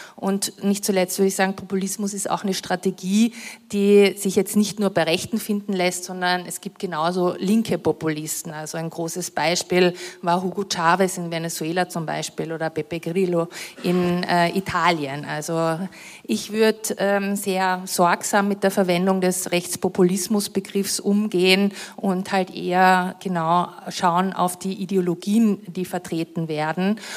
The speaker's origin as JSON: {"language": "German", "town": "Villach", "region": "Carinthia", "country": "Austria", "tie": "born or raised there", "said": "ich komme ja aus Kärnten, ich bin in Kärnten aufgewachsen"}